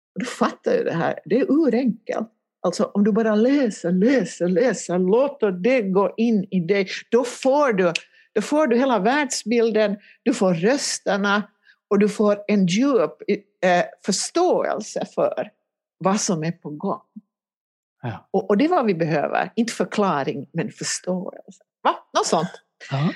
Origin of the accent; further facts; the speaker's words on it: Helsinki, Uusimaa, Finland; moved away as an adult; now in Ekenäs, Finland; jag kommer ju från Helsingfors ursprungligen.